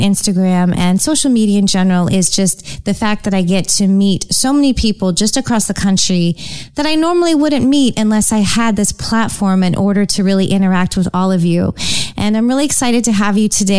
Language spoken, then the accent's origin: English; San Francisco Bay Area, Northern California, United States; I grew up in Northern California, actually, the San Francisco Bay Area.